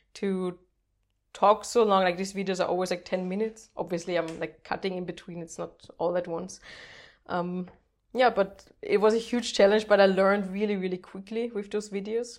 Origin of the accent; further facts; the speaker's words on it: Austria; first language German; English is a second language; also born or lived in Netherlands / Portugal; I'm Austrian